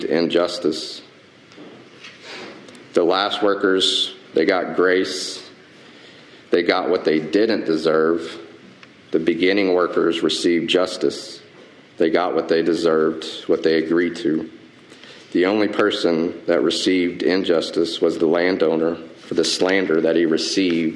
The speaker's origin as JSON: {"language": "English", "region": "the South", "country": "United States", "said": "I'm from the South"}